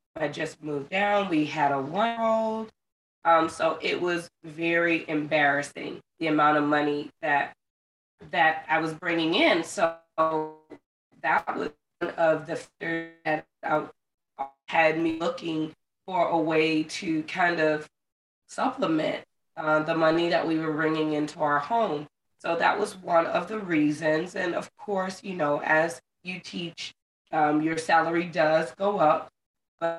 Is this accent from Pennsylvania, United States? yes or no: no; Florida, United States; moved away as an adult; I ended up being fortunate enough to get a contract coming back to my home state of Florida.